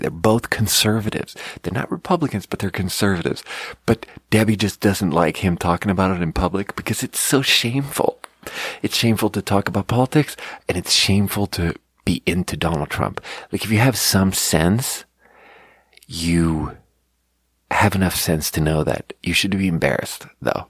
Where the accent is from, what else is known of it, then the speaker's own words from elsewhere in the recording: Sweden; now in United States; I'm not an American, so I just, like, just play the Swedish card and just be like, look, these are not my politics, because I'm from a different country.